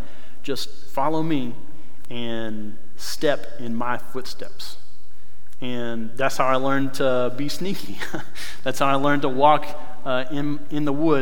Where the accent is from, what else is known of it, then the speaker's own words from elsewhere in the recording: North Carolina, United States; moved away; I grew up in North Carolina